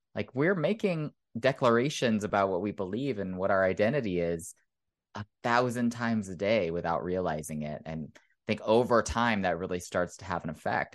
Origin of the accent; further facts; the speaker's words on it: Oklahoma, United States; moved away; I grew up in Oklahoma, which is one of the reddest states in the Union